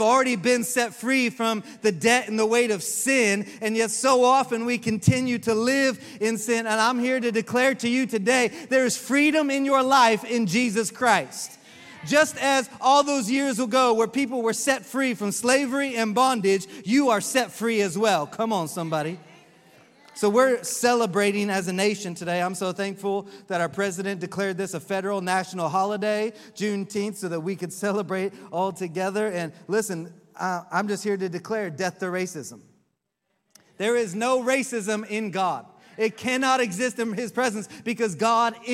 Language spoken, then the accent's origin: English; Oklahoma, United States; now in Orlando, United States; I grew up in Oklahoma